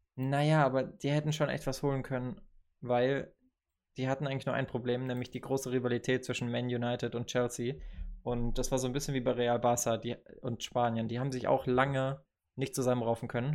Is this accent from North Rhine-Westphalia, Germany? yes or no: no; Bavaria, Germany; moved away; aus der Gemeinde in Bayern, also aus dem Nachbardorf, wenn man so will äh, wo ich aufgewachsen